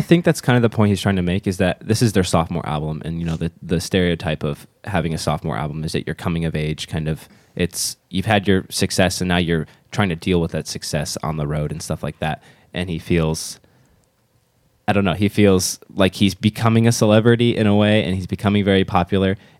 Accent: United States; as an American

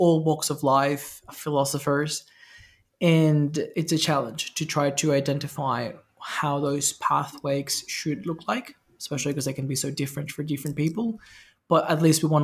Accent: Venezuela; I grew up in Venezuela, very corrupt, very fast paced, very like street smart, bribery

